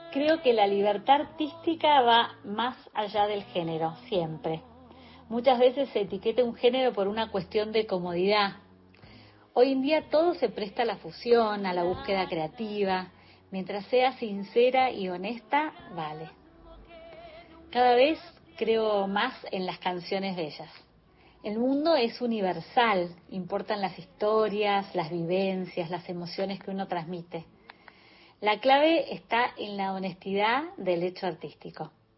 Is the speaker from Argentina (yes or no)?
yes; Buenos Aires, Argentina; also born or lived in Ayacucho, Buenos Aires Province; Nací en Ayacucho, provincia de Buenos Aires, donde viví mis primeros años rodeada de la naturaleza